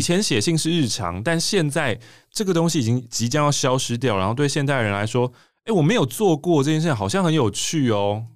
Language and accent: Chinese; Taipei, Taiwan; 我是台北人，我是台北人